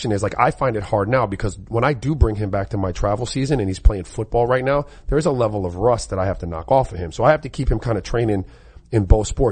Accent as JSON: {"language": "English", "area": "Dade County", "region": "South Florida", "country": "United States", "tie": "born or raised there", "said": "I grew up in Dade"}